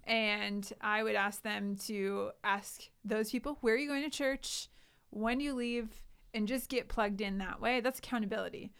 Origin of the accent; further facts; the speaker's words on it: Sioux Falls, South Dakota, United States; also born or lived in Indiana / Colorado; I grew up here in Sioux Falls